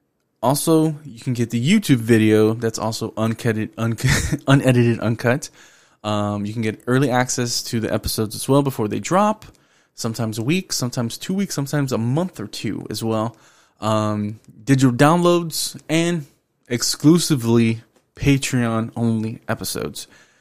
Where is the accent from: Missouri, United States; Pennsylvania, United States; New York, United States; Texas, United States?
Texas, United States; Houston; accent: Houston; I'm from the North Side of Houston